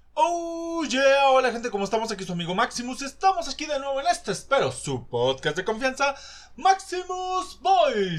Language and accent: Spanish; Mexico; nosotros como mexicanos